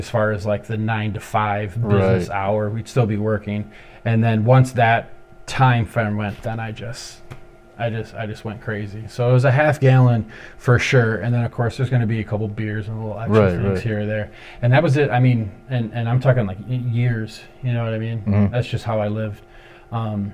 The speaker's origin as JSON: {"language": "English", "town": "Ypsilanti", "region": "Michigan", "country": "United States", "also_born_or_lived": "Ann Arbor, Michigan", "said": "I'm originally from Ypsilanti, Michigan, and I spent a lot of time in Ypsi and Ann Arbor"}